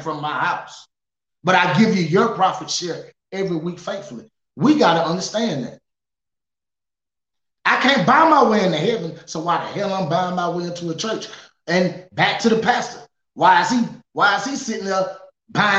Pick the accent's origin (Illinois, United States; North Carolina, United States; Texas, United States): North Carolina, United States; Charlotte; I grew up in Friendship Primitive Baptist Church in Charlotte, North Carolina.